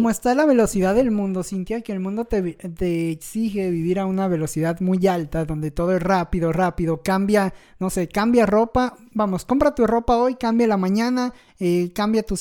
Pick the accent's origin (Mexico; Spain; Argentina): Mexico